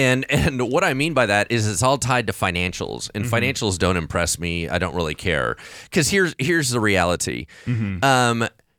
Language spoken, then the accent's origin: English; Hollywood, California, United States; So because I grew up in Hollywood with this idea that you're always being tracked